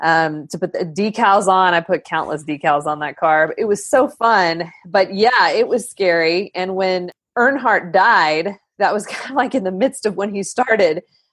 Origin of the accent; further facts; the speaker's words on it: Lubbock, Texas, United States; Well, I was from Lubbock, which is even worse.